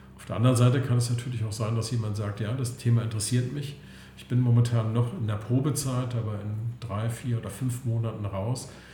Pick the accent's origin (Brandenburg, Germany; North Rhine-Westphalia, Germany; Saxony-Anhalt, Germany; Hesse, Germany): Saxony-Anhalt, Germany; Klötze; moved away as an adult; also born or lived in Berlin; now in Potsdam, Germany; komme ursprünglich aus Sachsen-Anhalt, aus der wunderschönen Altmark, aus Klötze und lebe aber seit Mitte der 80er Jahren in Berlin oder jetzt vielmehr am Schwilosee in Potsdam